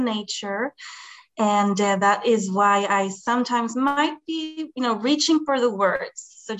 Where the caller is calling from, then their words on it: Sweden; English is a second language; I'm calling from Sweden.